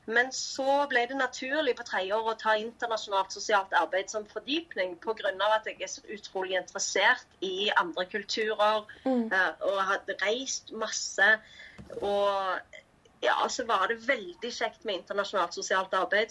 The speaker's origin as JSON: {"language": "Norwegian", "town": "Stavanger", "region": "Rogaland", "country": "Norway", "moved": "as an adult", "lives_now": "Cambodia", "said": "jeg er fra Stavanger"}